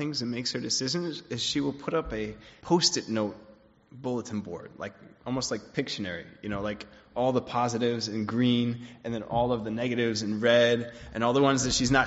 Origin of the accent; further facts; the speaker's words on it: Switzerland; I grew up in Switzerland, and my family wasn't Christian when I was growing up